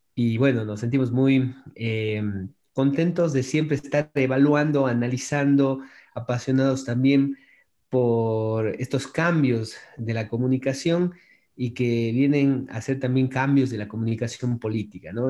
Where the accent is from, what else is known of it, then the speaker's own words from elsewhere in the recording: Cuenca, Azuay, Ecuador; yo soy de acá de Cuenca, Ecuador